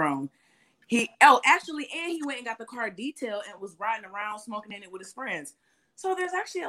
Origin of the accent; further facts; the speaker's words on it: Detroit, Michigan, United States; now in Toronto, Canada; I'm actually from Detroit. I live in Toronto.